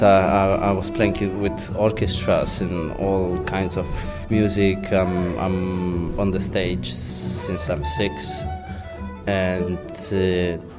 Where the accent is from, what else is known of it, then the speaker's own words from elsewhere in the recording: Tarnowskie Góry, Silesian Voivodeship, Poland; accent: Polish; English is a second language; now in Warsaw, Poland; I should talk in a very Polish accent because I'm from Poland.